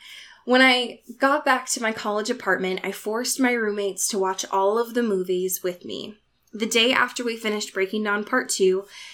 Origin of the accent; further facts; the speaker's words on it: Deep South, United States; because I grew up in the Deep South, and when Twilight first came out, all the adults around me judged the people reading it